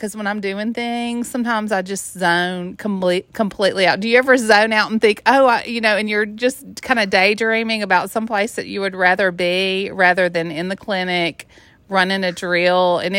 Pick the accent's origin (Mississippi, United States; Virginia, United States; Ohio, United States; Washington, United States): Mississippi, United States; I grew up in the Mississippi Delta, on the river, just living on the lake.